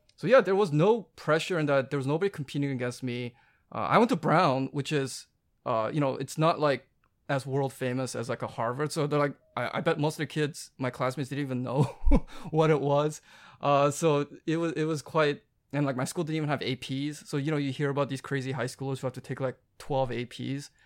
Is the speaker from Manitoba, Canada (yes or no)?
no; Vancouver, British Columbia, Canada; moved away as an adult; I grew up in Vancouver